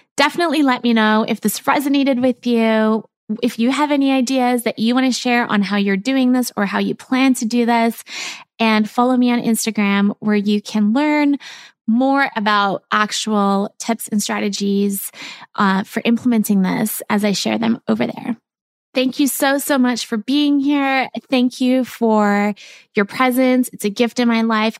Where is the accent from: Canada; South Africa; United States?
South Africa; I grew up in South Africa